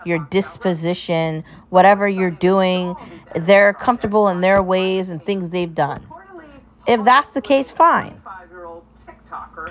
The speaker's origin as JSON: {"language": "English", "country": "United States", "said": "I'm American"}